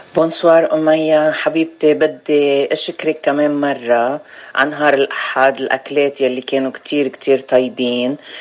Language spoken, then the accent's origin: Arabic; Chouf, Mount Lebanon, Lebanon; now in United States; انا من لبنان و... ومن الشوف وجيت على امريكا بسنه 2000